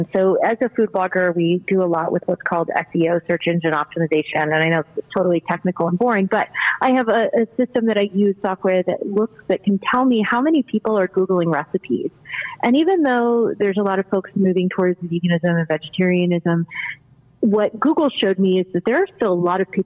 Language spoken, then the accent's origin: English; Colorado, United States; now in Baltimore, United States; I'm not originally from Baltimore, so that's part of it. I'm originally from Colorado, where we're very heavy on beef.